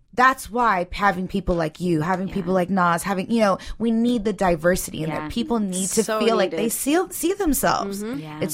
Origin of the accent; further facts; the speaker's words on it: United States; And so it was more of a Middle Eastern type household. But even still, we were born and raised in America. So everything was very Americanized.